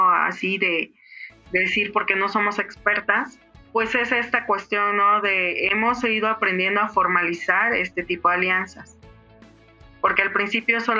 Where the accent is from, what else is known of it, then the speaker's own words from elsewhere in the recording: San Cristóbal de las Casas, Chiapas, Mexico; soy de San Cristóbal de las Casas, Chiapas, acá en México.